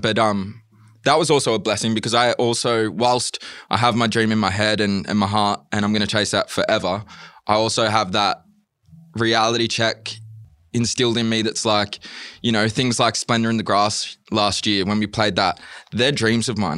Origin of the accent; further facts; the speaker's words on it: Wollongong, New South Wales, Australia; moved away as an adult; also born or lived in England; now in Melbourne, Australia; I'm originally from Wollongong